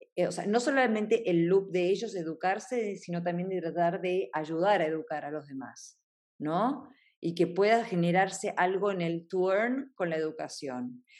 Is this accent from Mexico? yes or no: no; Argentina; siendo argentina